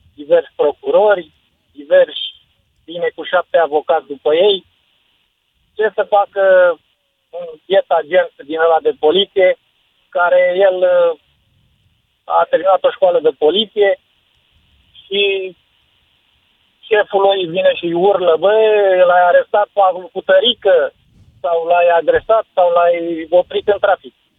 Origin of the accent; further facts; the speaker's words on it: Târgoviște, Dâmbovița County, Romania; sunt din Târgoviște